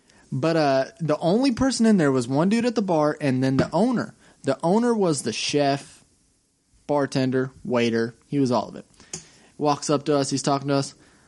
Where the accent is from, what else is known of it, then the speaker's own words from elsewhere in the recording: Missouri, United States; I'm from Missouri in the States.